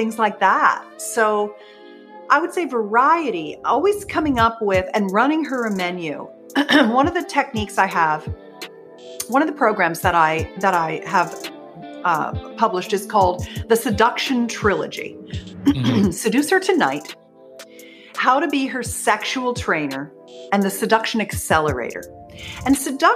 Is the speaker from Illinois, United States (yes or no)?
no; Pennsylvania, United States; I grew up in Pennsylvania.